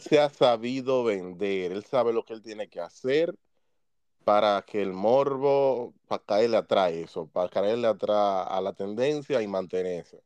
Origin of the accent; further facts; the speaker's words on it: Dominican Republic; now in United States; de donde yo vengo, siendo dominicano, sabemos dónde venimos, un país que nos juzga por eso